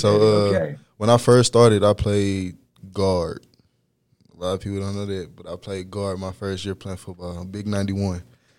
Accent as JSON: {"language": "English", "town": "Dallas", "region": "Texas", "country": "United States", "tie": "born or raised there", "also_born_or_lived": "Longview, Texas", "said": "So a lot of people don't know, but I wasn't born in Dallas. I was born in East Texas, Longview, Texas."}